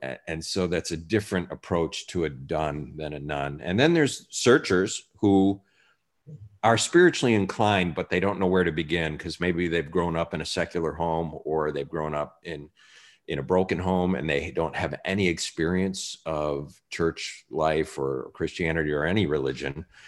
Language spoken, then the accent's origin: English; Chicago, Illinois, United States; Chicago, my hometown